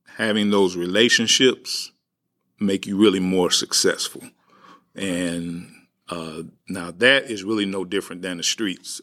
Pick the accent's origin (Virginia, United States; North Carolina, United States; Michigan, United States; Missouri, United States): Missouri, United States; St. Louis; also born or lived in Walnut Park, St. Louis; I grew up in the Ville. I grew up partly in Walnut Park. Uh, but I, I grew up really in that Ville area